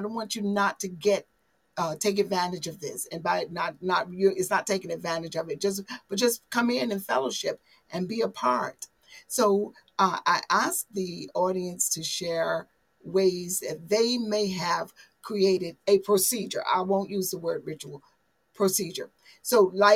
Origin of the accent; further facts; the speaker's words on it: the South, United States; I'm a Southerner